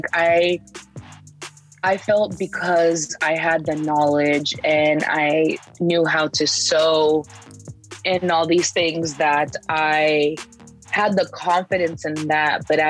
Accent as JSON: {"language": "English", "town": "San Diego", "region": "California", "country": "United States", "tie": "born or raised there", "said": "In San Diego."}